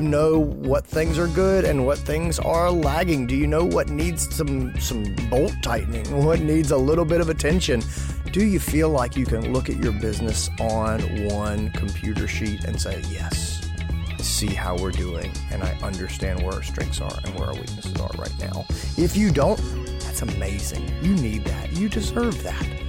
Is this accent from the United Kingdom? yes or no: no; Greenville, South Carolina, United States; Greenville, South Carolina, my hometown